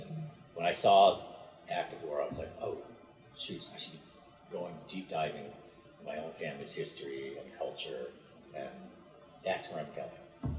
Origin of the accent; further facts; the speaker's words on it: Buffalo, New York, United States; moved away as an adult; also born or lived in Hawaii; now in Honolulu, United States; I was, as a child, raised in the Buffalo area.